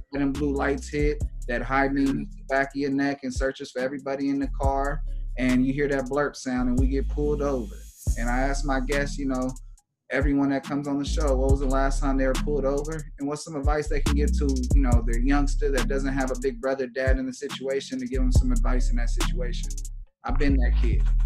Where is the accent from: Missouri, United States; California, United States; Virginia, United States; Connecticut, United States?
California, United States; Los Angeles; I'm from LA, to be honest. My family from the East Coast, and okay. moved out here in the like the 70s, and then you know I came around in the late 80s